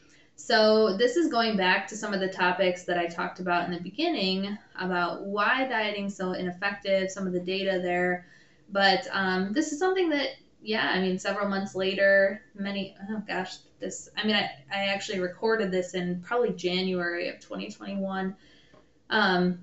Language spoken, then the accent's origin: English; Michigan, United States; I'm from the Midwest. I grew up in Michigan.